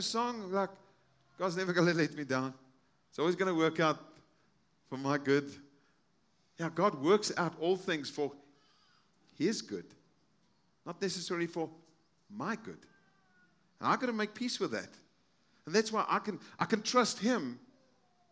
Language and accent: English; South Africa; moved away; I'm from South Africa. I have friends in South Africa